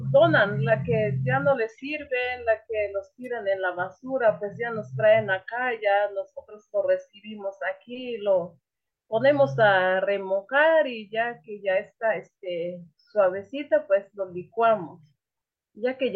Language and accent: Spanish; Oxchuc, Chiapas, Mexico; Este, es de Oshuk, yo hablo celtal.